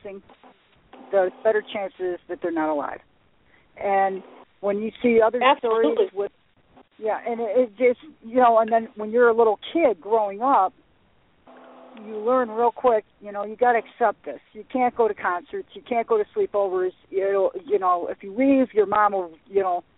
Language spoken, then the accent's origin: English; Frankfort, Illinois, United States; also born or lived in Chicago; We're from Frankfort, which is in Will County. Will County is located in Joliet, Illinois